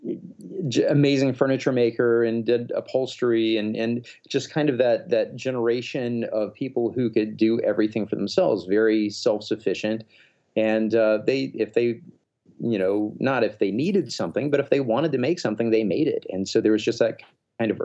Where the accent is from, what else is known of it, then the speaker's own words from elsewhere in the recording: Alabama, United States; I was this kind of scrawny, asthmatic, weirdo kid growing up in Alabama